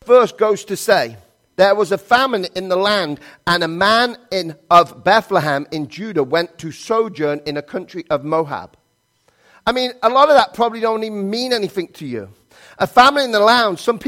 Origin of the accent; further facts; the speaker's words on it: England, United Kingdom; moved away as an adult; now in United States; I'm from England